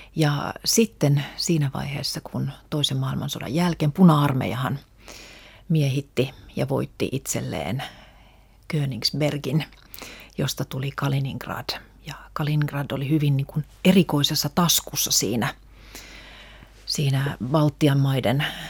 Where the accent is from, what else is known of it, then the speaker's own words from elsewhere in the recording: Helsinki, Uusimaa, Finland; first language Russian; Mä olen syntynyt Suomessa, mun koti on ollut aina Suomessa